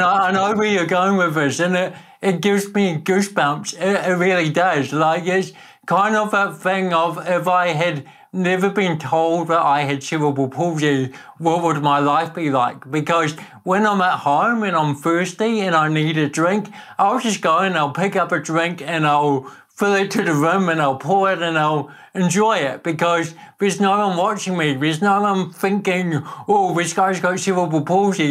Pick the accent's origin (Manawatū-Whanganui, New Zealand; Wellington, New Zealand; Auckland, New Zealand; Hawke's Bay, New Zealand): Hawke's Bay, New Zealand; Napier; accent: Kiwi; also born or lived in Netherlands; I was born in Holland, but grew up in Napier